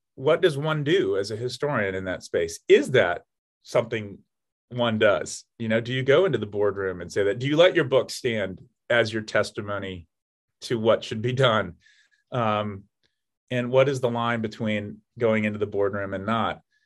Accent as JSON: {"language": "English", "town": "Atlanta", "region": "Georgia", "country": "United States", "tie": "born or raised there", "moved": "yes", "said": "my hometown of Atlanta, Georgia"}